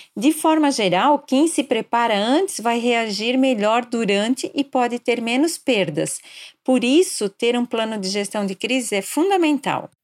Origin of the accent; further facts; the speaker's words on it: Blumenau, Santa Catarina, Brazil; moved away as an adult; also born or lived in Curitiba / São Paulo; nasci em Blumenau e atualmente moro aqui na cidade